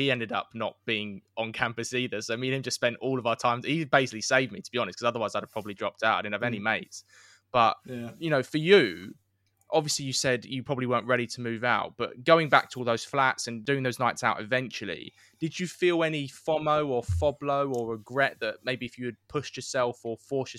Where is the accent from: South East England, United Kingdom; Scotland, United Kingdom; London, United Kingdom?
London, United Kingdom; moved away as an adult; also born or lived in Brighton; I lived in, born and raised in London, so I moved to Sussex. So I lived in halls in Brighton.